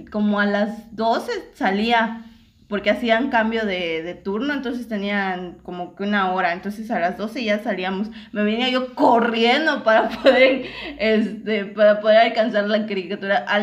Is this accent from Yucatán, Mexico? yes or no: yes; Yucatán, Mexico; also born or lived in Ciudad del Carmen, Campeche; nosotros somos aquí de, de Yucatán. Eh, yo, no, yo no vivía aquí en Yucatán, yo vivía en, en Ciudad del Carmen, Campeche. Imagínense, estaba yo en otro estado.